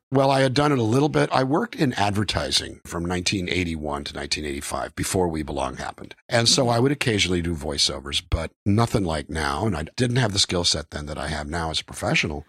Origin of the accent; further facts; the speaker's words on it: Calexico, California, United States; moved away; my hometown of Calexico, California